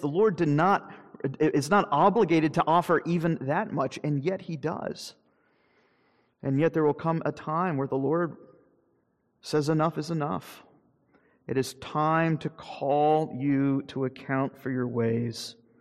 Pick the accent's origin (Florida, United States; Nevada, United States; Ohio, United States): Florida, United States; Jacksonville; moved away; growing up in Jacksonville